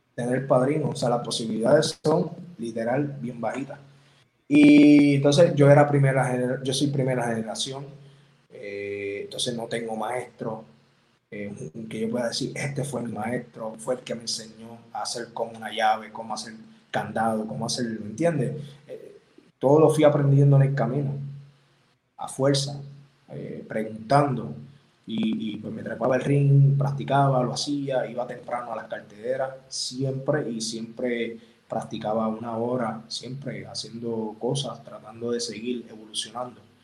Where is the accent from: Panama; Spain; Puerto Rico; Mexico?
Puerto Rico; soy de Puerto Rico y yo soy bien patriota